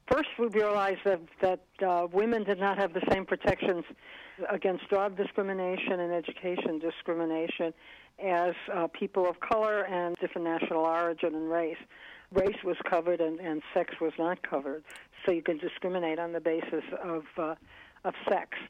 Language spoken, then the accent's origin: English; Birmingham, Alabama, United States; I grew up in Birmingham, Alabama, at a time when Birmingham was the most segregated big city in America.